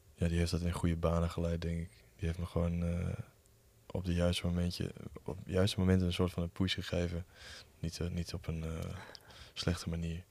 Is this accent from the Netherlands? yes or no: yes; Lemele, Overijssel, Netherlands; Ik kom uit uh, Lemelen. En eh, daar is eh, ja, wel echt een scene. Dat is een heel klein dorpje in, bij Ommen